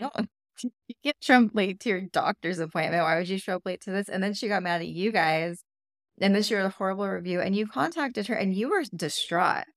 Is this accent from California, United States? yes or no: yes; California, United States; moved away; I'm from California. I feel like we're just a little bit more health conscious over there.